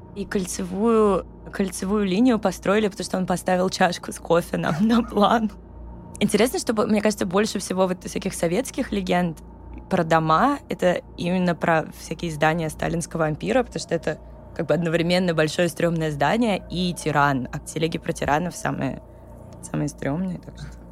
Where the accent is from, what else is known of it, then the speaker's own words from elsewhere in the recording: Moscow, Russia; я выросла в Коньково, и там все дома новые.